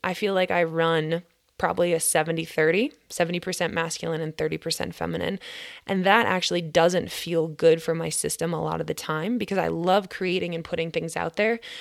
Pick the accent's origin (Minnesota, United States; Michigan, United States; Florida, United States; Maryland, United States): Minnesota, United States; I'm from Grit, Minnesota